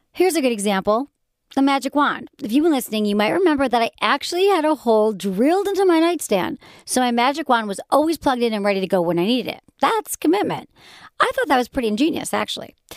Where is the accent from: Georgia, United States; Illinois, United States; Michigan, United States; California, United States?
Michigan, United States; accent: Michigan; when my Michigan accent comes out.